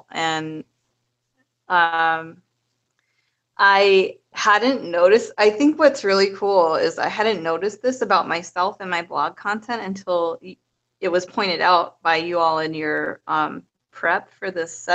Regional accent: Minnesota, United States; I'm from Minnesota, but I moved all over the place.

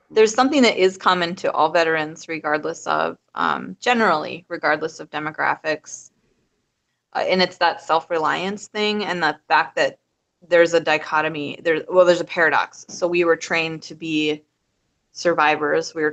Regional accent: Minnesota, United States; I'm from Minnesota, but I moved all over the place.

